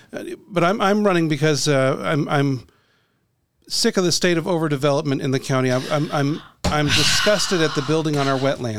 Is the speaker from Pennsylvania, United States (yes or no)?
no; Ormond Beach, Florida, United States; also born or lived in St. Augustine, Florida; I was born in St. Augustine, but when we were two, we came to Ormond Beach and looking for better schools.